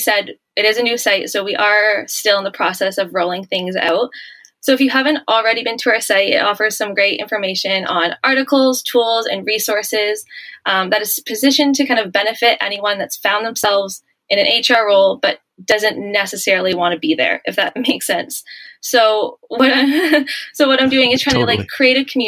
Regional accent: Ontario, Canada; also born or lived in Melbourne, Australia; back in Ontario where I'm from

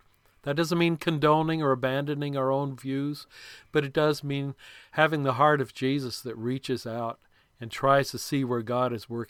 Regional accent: Lebanon; because of my background of growing up in Lebanon

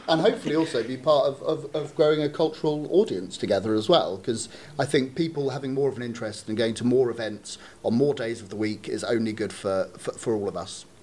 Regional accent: Reading, South East England, United Kingdom; moved away as an adult; also born or lived in London; I'm from Reading, but I moved back about six months ago to, to join Reading Rep

